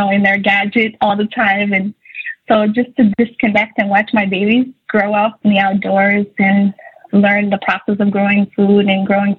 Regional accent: Somalia; also born or lived in Buffalo, New York / Virginia / North Carolina; now in Minnesota, United States; growing up in Somalia

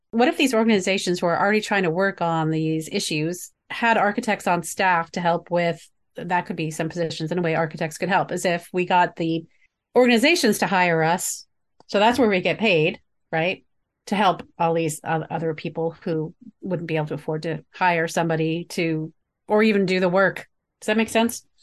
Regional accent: the North, United States; growing up in the North

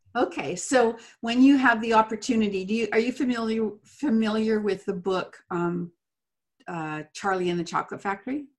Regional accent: England, United Kingdom; I'm English

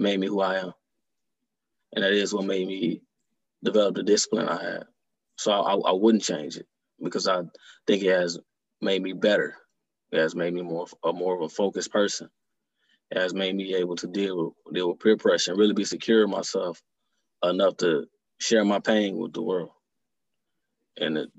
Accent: Detroit, Michigan, United States; growing up in Detroit

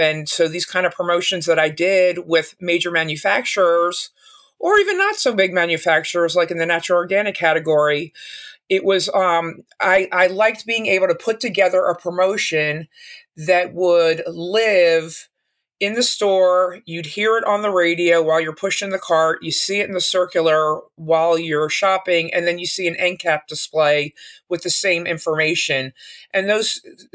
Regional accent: Philadelphia, Pennsylvania, United States; also born or lived in Arizona; I'm from Philadelphia

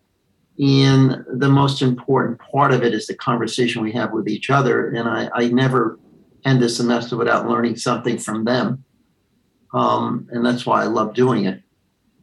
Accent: New York City, New York, United States; also born or lived in Queens / Manhattan; I grew up in Brooklyn.

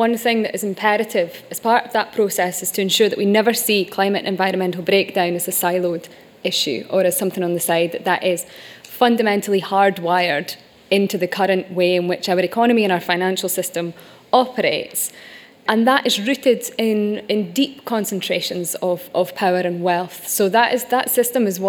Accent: Shetland Islands, Scotland, United Kingdom; I'm from the Shetland Islands, we're an oil community

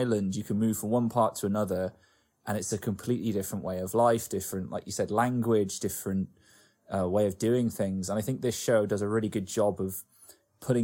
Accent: Bristol, South West England, United Kingdom; I'm from Bristol

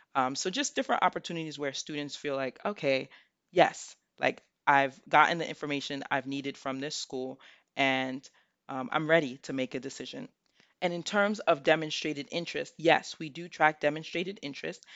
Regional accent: New York City, New York, United States; moved away as an adult; now in Selinsgrove, United States; I'm from the Bronx, New York

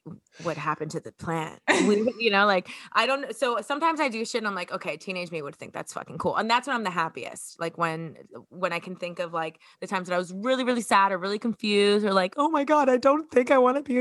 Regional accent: Miami, Florida, United States; I'm from Miami

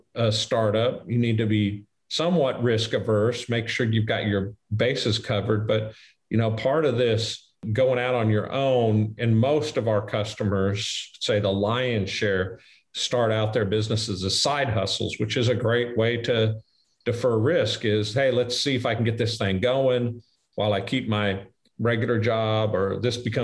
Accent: Midwest, United States; I'm from the Midwest.

